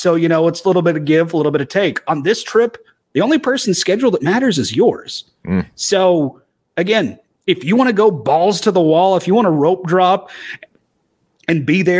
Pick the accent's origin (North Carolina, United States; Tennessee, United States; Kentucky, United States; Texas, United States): Tennessee, United States; Knoxville; They found out I'm from Knoxville.